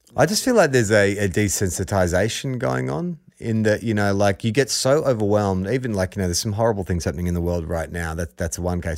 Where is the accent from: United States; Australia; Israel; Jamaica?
Australia; We're not from Aussie, we are Aussie